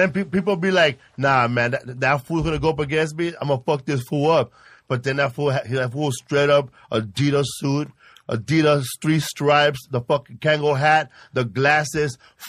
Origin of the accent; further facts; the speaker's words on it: Los Angeles, California, United States; I grew up in Pico Gardens, housing projects here in Boyle Heights, Pico Aliso